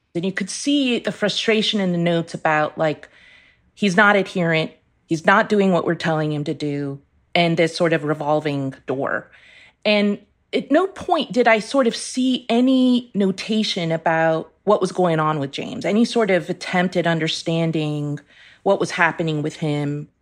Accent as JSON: {"language": "English", "country": "Iran", "tie": "born or raised there", "moved": "yes", "said": "I was born in Iran"}